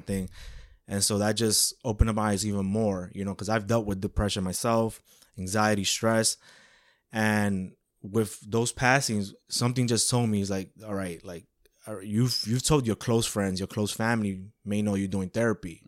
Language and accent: English; New York City, New York, United States; born and raised in Woodside, Queens, New York